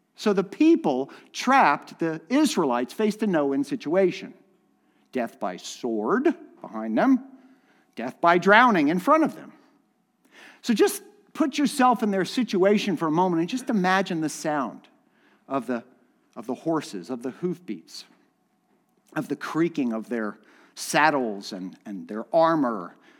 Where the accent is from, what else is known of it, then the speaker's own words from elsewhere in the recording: Miami, Florida, United States; I grew up in Miami